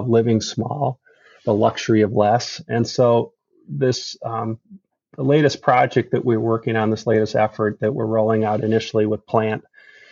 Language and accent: English; Midwest, United States; I grew up in the Midwest